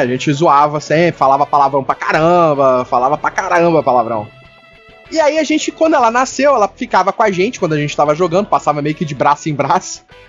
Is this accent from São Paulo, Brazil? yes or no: no; Rio de Janeiro, Brazil; A gente tem muito palavrão que é vírgula aqui no Rio